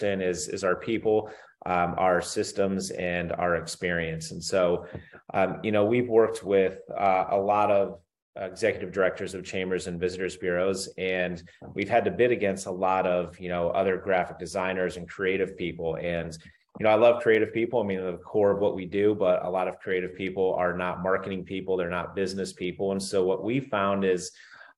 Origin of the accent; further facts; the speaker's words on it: Northeast Ohio, United States; I grew up in Northeast Ohio